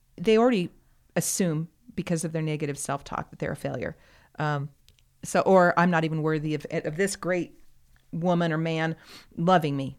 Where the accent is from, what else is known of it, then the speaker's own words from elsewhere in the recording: United States; as an American